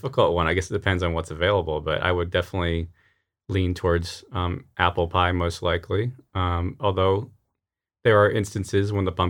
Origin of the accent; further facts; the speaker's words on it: Rochester, New York, United States; I came from Rochester and didn't know what hots were.